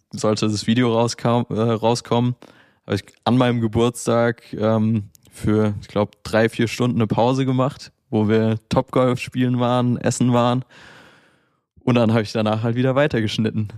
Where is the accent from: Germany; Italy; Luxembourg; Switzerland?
Germany; Mainz, Rhineland-Palatinate; in meiner Heimatstadt Mainz.